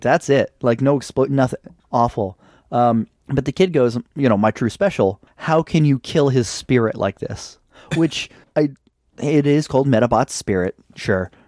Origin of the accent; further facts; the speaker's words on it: United States; I'm an American